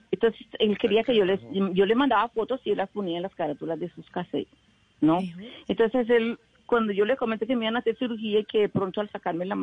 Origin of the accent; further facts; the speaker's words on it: Medellín, Antioquia, Colombia; born there; A ver, por accidente nací en Medellín porque mi mamá era paisa y mi papá era isleño, San Andrésano, Entonces, como mi hermana mayor nació en San Andrés, pues mi mamá quería que la segunda naciera en Medellín